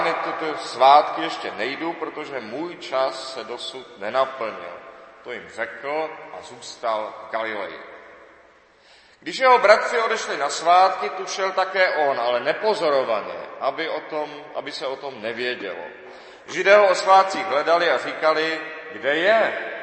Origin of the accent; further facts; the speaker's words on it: Czechia; my všichni jsme Češi, od Aše až po Jablunkov